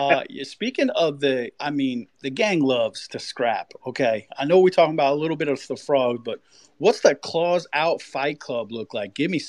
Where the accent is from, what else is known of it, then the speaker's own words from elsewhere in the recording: New York City, New York, United States; And I'm from New York City